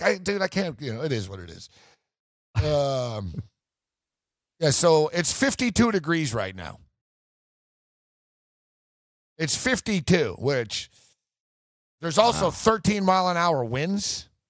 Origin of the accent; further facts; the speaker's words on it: Canada; And I'm Canadian.